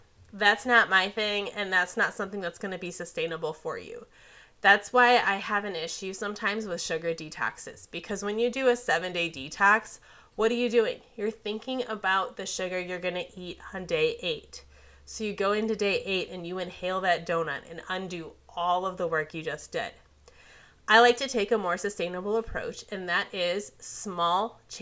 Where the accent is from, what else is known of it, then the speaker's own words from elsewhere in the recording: Midwest, United States; I'm from the Midwest. It's pop here